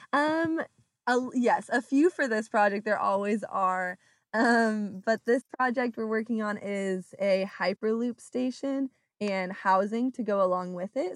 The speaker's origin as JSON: {"language": "English", "area": "Orange County", "region": "California", "country": "United States", "moved": "as an adult", "lives_now": "Oklahoma, United States", "said": "I'm from Orange County, California"}